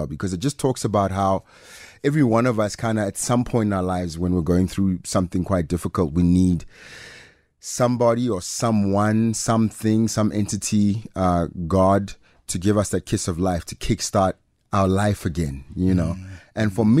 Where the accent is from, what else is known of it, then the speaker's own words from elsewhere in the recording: Pretoria, Gauteng, South Africa; accent: private school accent; also born or lived in Mamelodi / Atteridgeville / Mabopane; born in Mums, grew up between Garankuwa and Soshanguve. Really, so between those places, I always say I'm from Pretoria